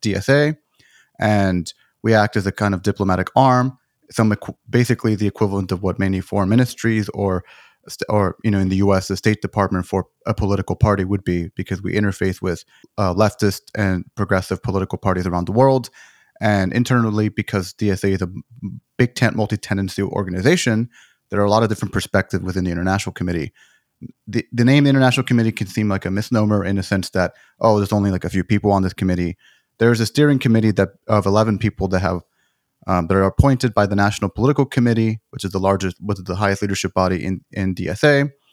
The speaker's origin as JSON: {"language": "English", "region": "Texas", "country": "United States", "tie": "born or raised there", "said": "I grew up in Texas"}